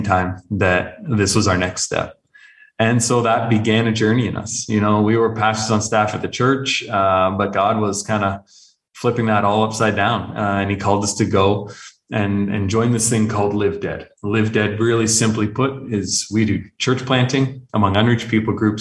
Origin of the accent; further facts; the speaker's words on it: just outside of Toronto, southern Ontario, Canada; moved away as an adult; now in Arabian Peninsula; I was actually born and raised in Canada, so just outside of Toronto in southern Ontario.